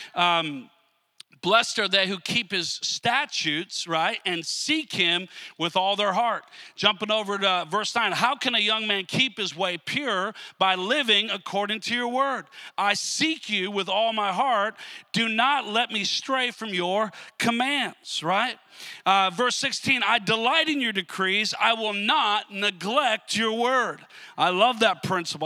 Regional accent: Minnesota, United States; I grew up I grew up in Minnesota

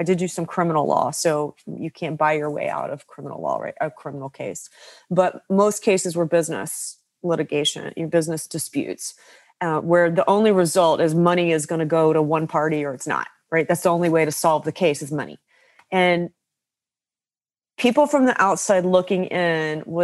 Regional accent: West Virginia, United States; I grew up in West Virginia to a family of coal miners and very frugal

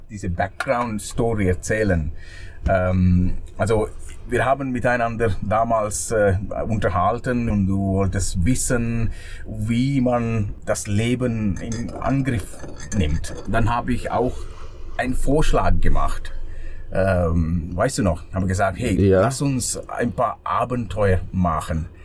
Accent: Sri Lanka; German is a second language; now in Switzerland; weil ich bin äh, in Sri Lanka aufgewachsen.

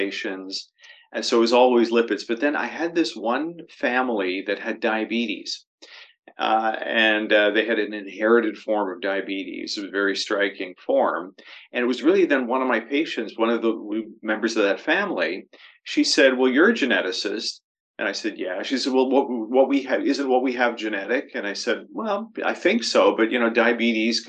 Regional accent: Toronto, Ontario, Canada; moved away as an adult; now in London, Canada; Toronto was my hometown

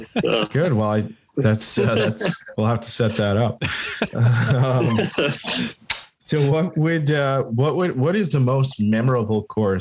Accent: Canada; hey, I'm Canadian. Can you squeeze me in?

